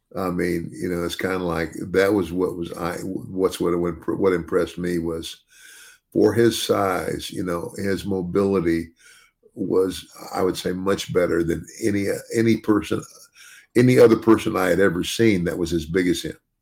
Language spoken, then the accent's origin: English; United States; also born or lived in Arizona; I grew up in the South and in Arizona